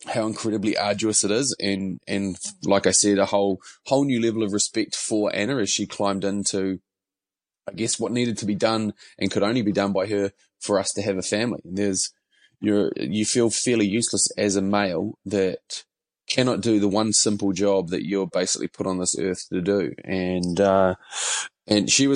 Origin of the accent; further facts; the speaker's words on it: Mount Maunganui, Bay of Plenty, New Zealand; now in Auckland, New Zealand; I would say that I hail from Mount Maunganui, although I've lived in Auckland for longer than I lived in Mount Maunganui